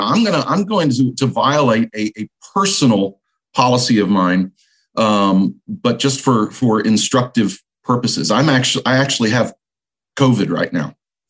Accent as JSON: {"language": "English", "region": "Texas", "country": "United States", "said": "I'm a Texan"}